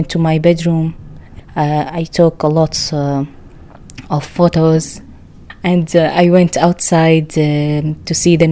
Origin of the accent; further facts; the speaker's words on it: Syria; English is a second language; also born or lived in Lebanon; now in Ireland; I'm from Syria